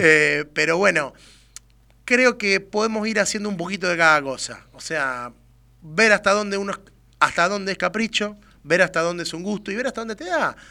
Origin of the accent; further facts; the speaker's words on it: Argentina; somos argentinos